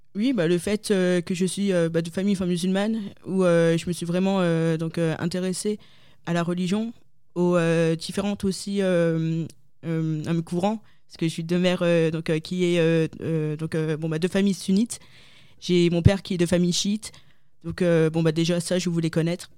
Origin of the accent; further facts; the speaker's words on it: Lille, Hauts-de-France, France; moved away as an adult; je suis née en France, donc euh, à Lille. Euh, j'ai vécu 25 ans, donc ça fait deux ans que j'ai quitté mon petit Nord